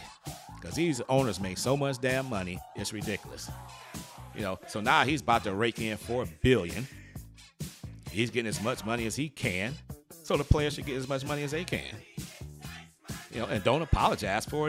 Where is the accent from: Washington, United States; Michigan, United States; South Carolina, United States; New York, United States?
Michigan, United States; Detroit; I'm from Detroit